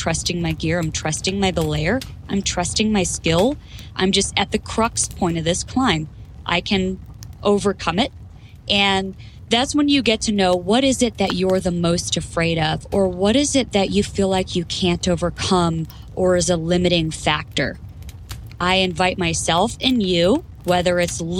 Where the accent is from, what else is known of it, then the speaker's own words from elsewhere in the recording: Florida, United States; moved away as an adult; now in Idaho, United States; I was born and raised in Florida until I enlisted and went into the Marine Corps